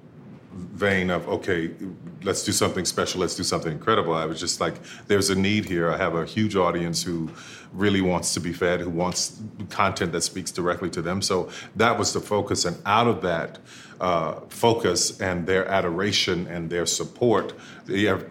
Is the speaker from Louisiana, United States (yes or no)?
yes; New Orleans, Louisiana, United States; growing up in New Orleans, you know, and walking from end to end of Bourbon Street